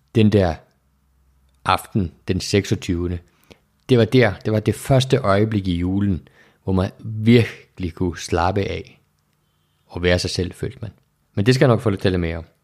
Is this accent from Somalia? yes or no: no; Iceland; jeg er opvokset i Island